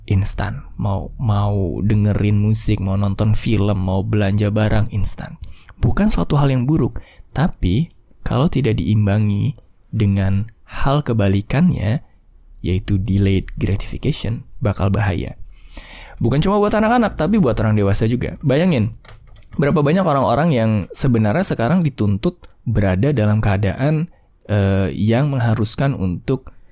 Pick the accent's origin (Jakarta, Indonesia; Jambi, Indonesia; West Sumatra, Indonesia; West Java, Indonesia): West Sumatra, Indonesia; BTW gue juga orang Minang sih.